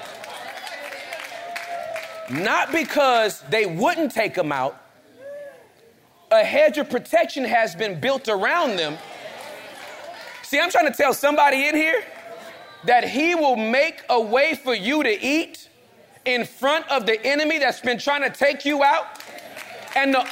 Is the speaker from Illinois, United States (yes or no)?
no; Inglewood, California, United States; I'm from Inglewood